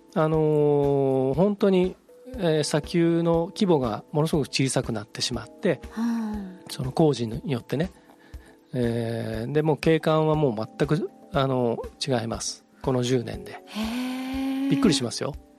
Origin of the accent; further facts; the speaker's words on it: Hamamatsu, Shizuoka, Japan; 僕が生まれ育った静岡県浜松市